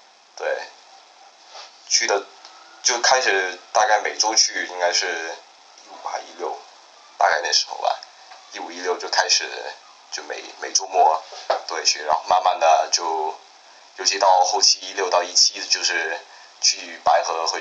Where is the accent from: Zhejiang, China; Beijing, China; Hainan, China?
Beijing, China; moved away as an adult; now in Hong Kong; 我来自香港。但是我九岁来到北京，